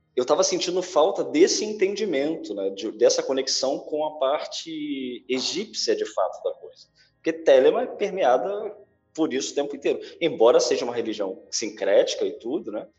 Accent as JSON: {"language": "Portuguese", "country": "Brazil", "said": "a gente tem muita facilidade sendo brasileiro"}